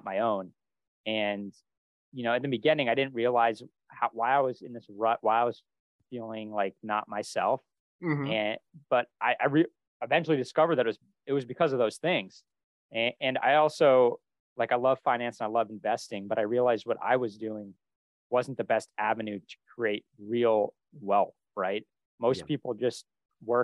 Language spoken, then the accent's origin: English; Vermont, United States; moved away; also born or lived in Boston; I grew up in a small town in Vermont